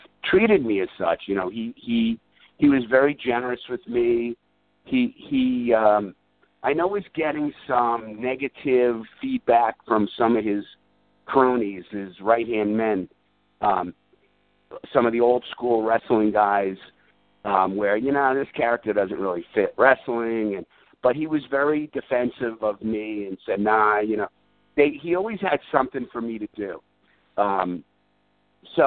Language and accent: English; New York, United States; a guy born and raised in New York